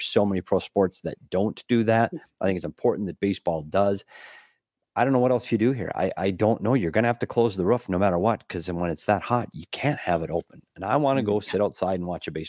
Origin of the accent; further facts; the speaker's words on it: Minnesota, United States; moved away; my home state too. You go back to Minnesota